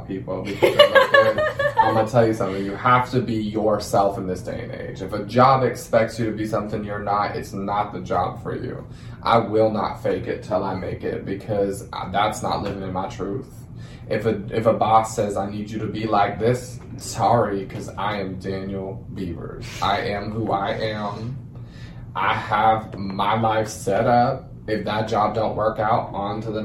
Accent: Germany; moved away as an adult; now in Texas, United States; I'm from Germany.

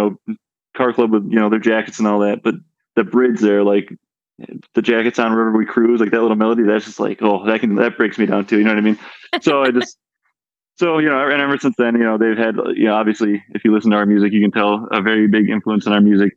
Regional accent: Buffalo, New York, United States; I'm from Buffalo

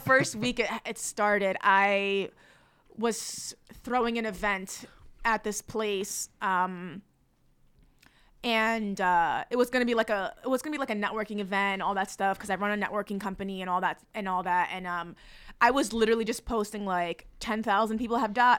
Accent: North Bergen, New Jersey, United States; also born or lived in Palestine; I'm Palestinian, but I kinda grew up in New Jersey, went back and forth

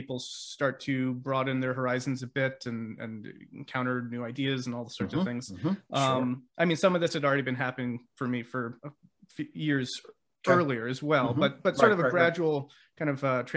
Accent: Vermont, United States; I grew up in Vermont

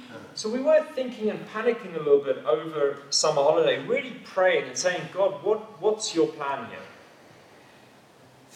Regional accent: South Africa; now in Walgrave, United Kingdom; I as a South African

